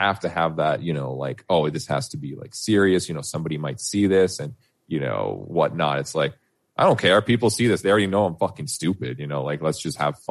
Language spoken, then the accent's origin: English; Canada; I'm Canadian as fuck because I was born here